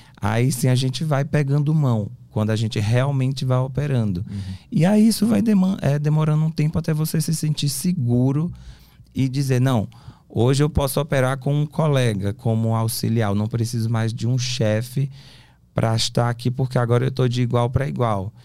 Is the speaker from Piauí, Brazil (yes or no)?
yes; Teresina, Piauí, Brazil; moved away as an adult; now in São Paulo, Brazil; Sou de Teresina, Piauí.